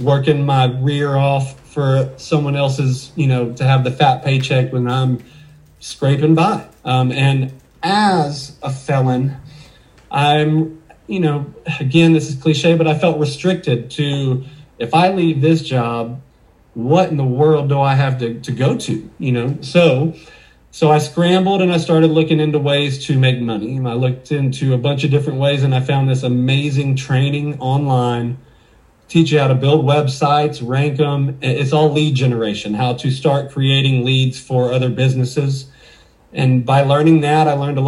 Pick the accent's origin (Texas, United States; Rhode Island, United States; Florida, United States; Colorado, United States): Texas, United States; Waco; also born or lived in Dallas, Texas; I was born in Dallas, but I moved to Waco when I was 2 years old, and I pretty much don't have any memories other than Waco